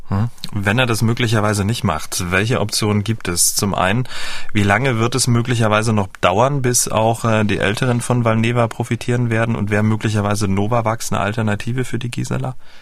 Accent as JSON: {"language": "German", "town": "Dresden", "region": "Saxony", "country": "Germany", "tie": "born or raised there", "said": "Ich kam ja aus dem Teil der Ahnungslosen aus Dresden und wir hatten ja nur DDR 1"}